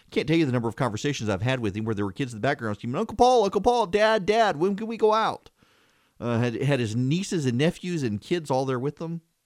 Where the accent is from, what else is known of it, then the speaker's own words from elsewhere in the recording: Louisiana, United States; when I was growing up in Louisiana